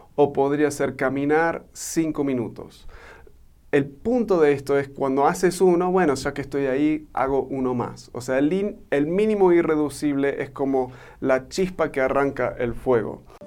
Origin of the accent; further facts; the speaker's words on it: Argentina; also born or lived in United States; now in Mexico; soy un gringo que se crió en Argentina y ahora vivo en México